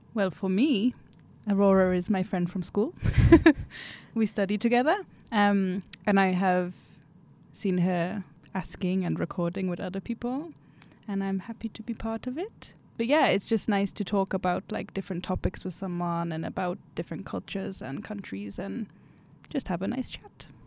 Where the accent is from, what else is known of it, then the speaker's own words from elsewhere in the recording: Newcastle upon Tyne, North East England, United Kingdom; moved away as an adult; now in Umeå, Sweden; I am from Newcastle in the UK